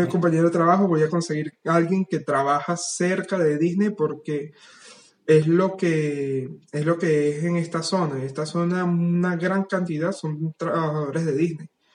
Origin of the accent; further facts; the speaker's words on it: Venezuela; moved away as an adult; now in France; yo me fui de Venezuela prácticamente al mismo tiempo que ustedes. Este, yo me fui el quince de agosto, hace casi cinco años